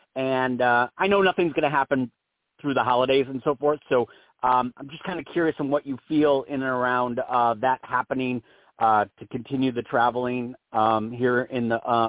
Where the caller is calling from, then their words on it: Arizona, United States; I'm in Arizona.